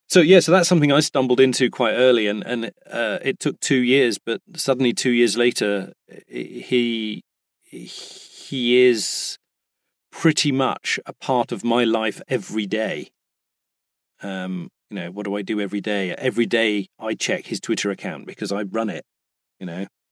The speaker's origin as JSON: {"language": "English", "country": "United Kingdom", "moved": "yes", "lives_now": "United States", "said": "I am British and I am in America."}